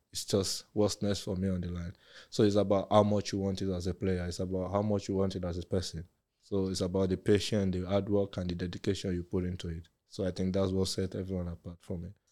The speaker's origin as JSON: {"language": "English", "country": "Nigeria", "tie": "born or raised there", "also_born_or_lived": "Germany", "moved": "yes", "lives_now": "England", "said": "we're from Nigeria"}